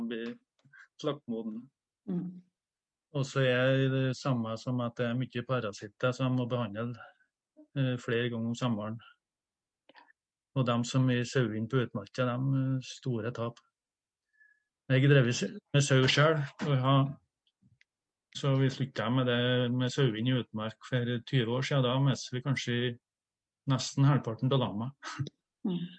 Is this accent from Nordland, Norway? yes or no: no; Trøndelag, Norway; Som uh, oppe i Trøndelag, der jeg er fra Namdalen